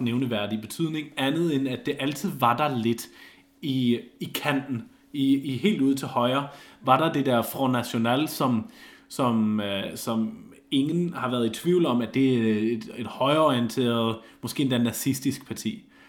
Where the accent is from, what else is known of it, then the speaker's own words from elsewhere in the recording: Germany; moved away; jeg var også tysker